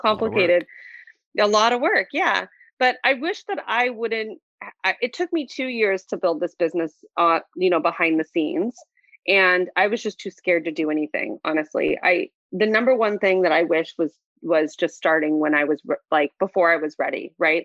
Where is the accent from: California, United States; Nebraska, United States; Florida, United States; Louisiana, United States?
California, United States; Santa Barbara; I was born and raised in Santa Barbara